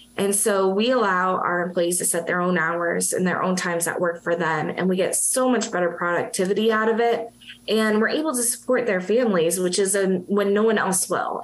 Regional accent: Massachusetts, United States; now in Florida, United States; I'm originally from Massachusetts. I am a masshole

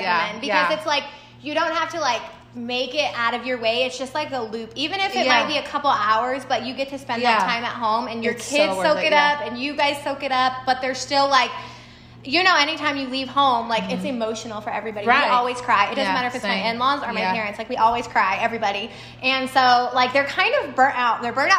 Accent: Texas, United States; I'm from Texas and speed limits are 80.

